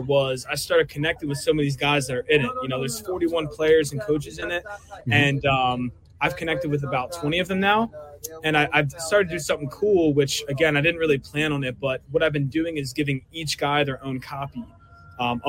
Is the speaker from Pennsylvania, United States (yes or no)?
yes; Willow Grove, Pennsylvania, United States; now in Philadelphia, United States; I'm from Willow Grove, actually. That's where I grew up